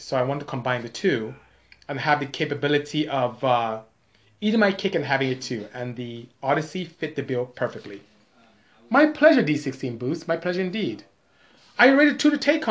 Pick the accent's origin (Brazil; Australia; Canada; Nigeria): Nigeria; moved away; I am Nigerian. I'm West African, and my tribe is Igbo. So IGBO, that's my tribe. So I'm from the, I would say, coastal West Africa is my region